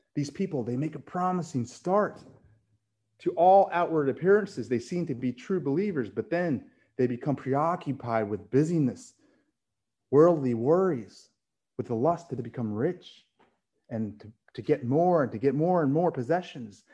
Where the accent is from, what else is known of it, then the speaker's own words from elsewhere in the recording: Philippines; I'm Filipino